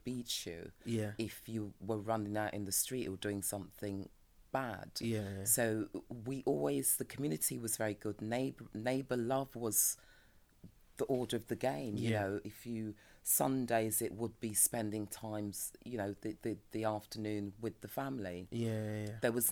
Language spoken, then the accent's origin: English; London, United Kingdom; I'm a Peckham, South Londoner through and through